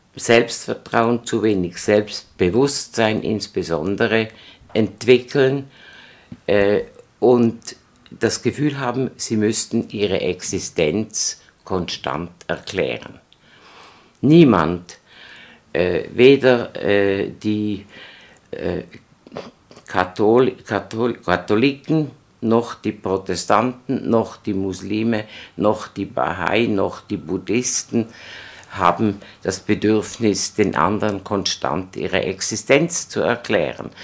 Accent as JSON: {"language": "German", "country": "Switzerland", "said": "wir sind Juden, wir sind Schweizer"}